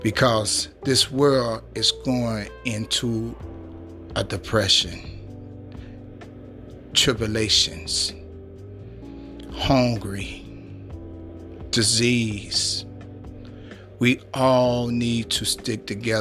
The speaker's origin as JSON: {"language": "English", "town": "Chicago", "region": "Illinois", "country": "United States", "said": "I'm from Chicago, Illinois, the Windy City"}